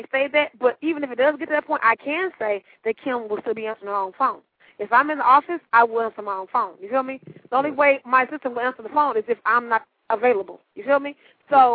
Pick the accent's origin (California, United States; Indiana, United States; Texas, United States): Texas, United States; Dallas; I have a 214 area code, I'm from Dallas, Texas